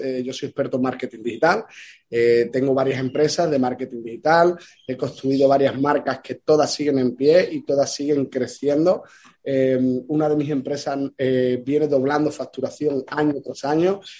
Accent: Ayamonte, Andalusia, Spain; Yo soy del sur de España, eh, de Huelva, de Ayamonte, frontera con Portugal, y donde yo vivo

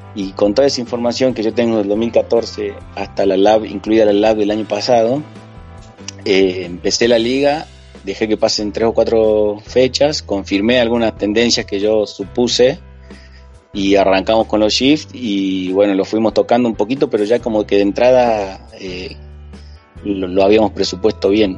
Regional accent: Salta, Argentina; also born or lived in Córdoba, Argentina; como decimos en Salta

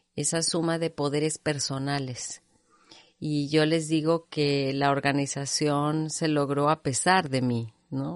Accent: Monterrey, Nuevo León, Mexico; yo nací en Monterrey

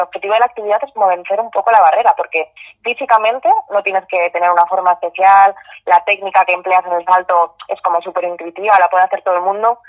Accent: Madrid, Community of Madrid, Spain; yo soy de Madrid

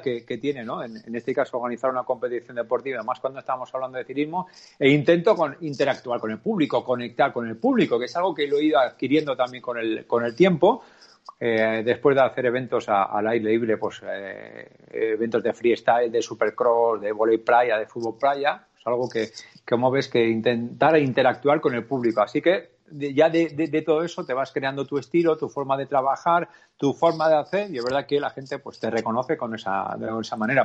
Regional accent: Navarre, Spain; yo como navarro

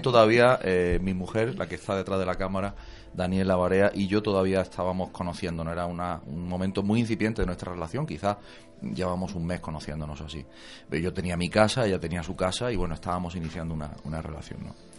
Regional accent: Jaén, Andalusia, Spain; moved away as an adult; also born or lived in La Línea de la Concepción; mi familia está en Jaén, yo soy de Jaén

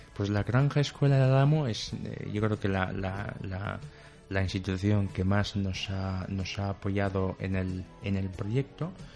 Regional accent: Equatorial Guinea; moved away as an adult; now in Spain; en África en general y en mi país en particular

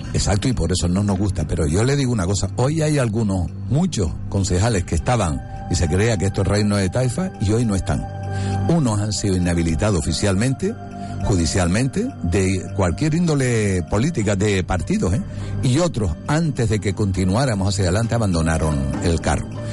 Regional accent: Canary Islands, Spain; el canario cada vez está siendo más marginado

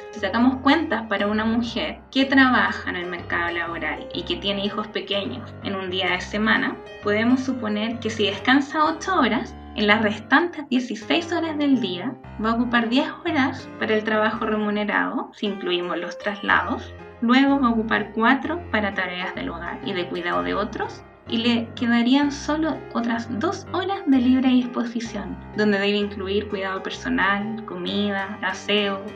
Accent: Mexico City, Mexico; soy de la Ciudad de México

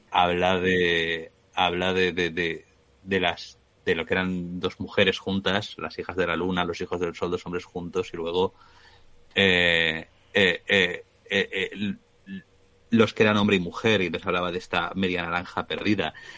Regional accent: Spain; accent: Spanish (Spain); tengo acento español

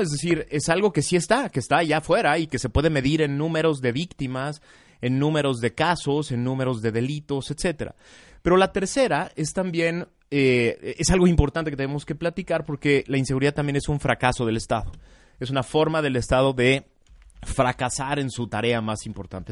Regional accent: Mexico

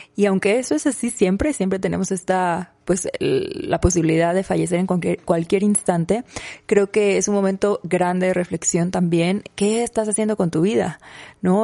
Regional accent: Mexico; en México decimos

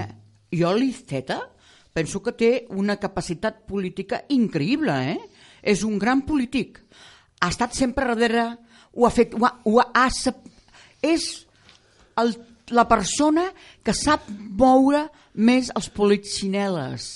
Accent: Castellar del Vallès, Catalonia, Spain; moved away; also born or lived in Barcelona; en el meu poble, el Valdeu de Naixement, que ja no hi voto fa molts anys, que és Castellà del Vallès

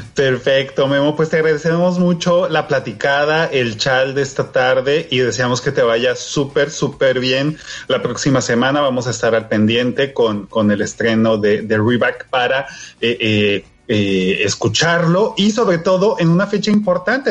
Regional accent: northern Mexico, Mexico; los que somos del norte, los que no crecimos en la Ciudad de México

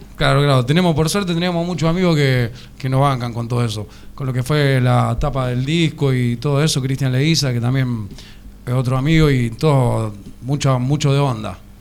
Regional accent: Arroyo Seco, Santa Fe, Argentina; El violero y yo somos de Arroyo

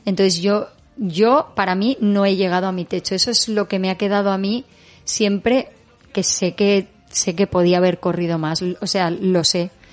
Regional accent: L'Eliana, Valencian Community, Spain; en la Eliana, en mi pueblo

